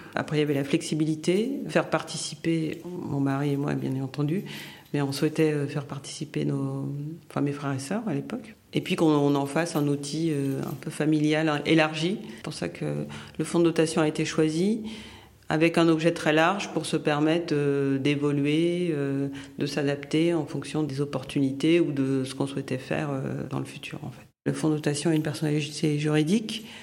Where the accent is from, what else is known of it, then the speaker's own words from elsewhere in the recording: Haiti; moved away; also born or lived in United States / France; originaire euh, d'Haïti mais de nationalité américaine. Euh, j'ai vécu en France une bonne partie de, ma vie